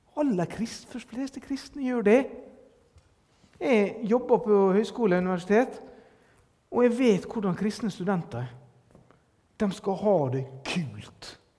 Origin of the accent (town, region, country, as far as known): Norway